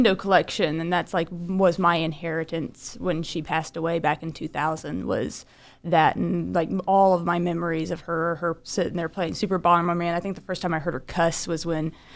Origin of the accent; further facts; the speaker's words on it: Pryor / Claremore, Oklahoma, United States; also born or lived in Illinois; I've lived in Oklahoma since I was 1 year old. We came down from Illinois, so I tend to say winda every now and then instead of window due to my roots. But I grew up in a really small town of Pryor / Claremore, Oklahoma